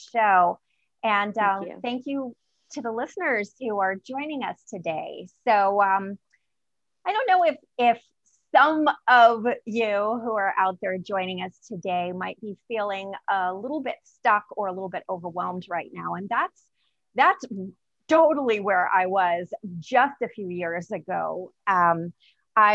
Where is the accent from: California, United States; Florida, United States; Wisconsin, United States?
Florida, United States; Tampa; I am from Tampa, Florida.